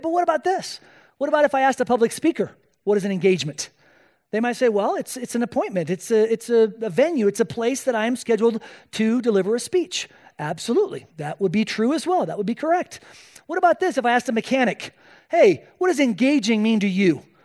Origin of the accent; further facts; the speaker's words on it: Spain; moved away; I was born and raised in Spain